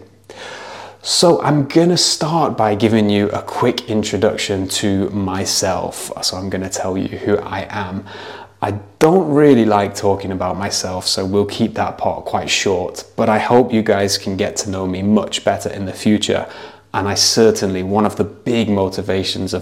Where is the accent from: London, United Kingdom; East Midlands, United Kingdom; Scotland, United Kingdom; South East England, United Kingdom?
East Midlands, United Kingdom; Nottingham; moved away as an adult; also born or lived in China; I'm an English teacher from Nottingham in the UK.